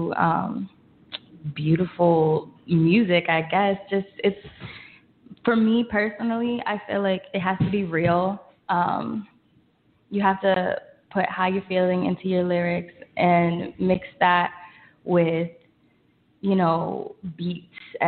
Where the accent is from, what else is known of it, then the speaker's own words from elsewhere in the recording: Richmond, Pennsylvania, United States; moved away as an adult; now in New York City, United States; songwriter from Richmond, Pennsylvania. Came to school here in New York City